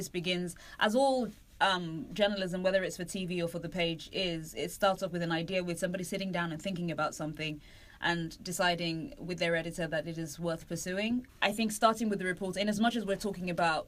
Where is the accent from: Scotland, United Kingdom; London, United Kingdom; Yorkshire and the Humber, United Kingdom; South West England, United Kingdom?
London, United Kingdom; I'm British. I've never seen a gun. Right, seriously, I'm from East London